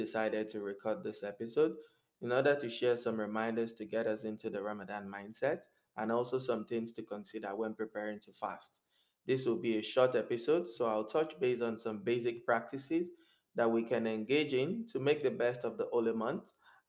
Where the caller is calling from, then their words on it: Montreal, Quebec, Canada; I'm speaking from Montreal, Canada, and I haven't been to the masjid since February 2020.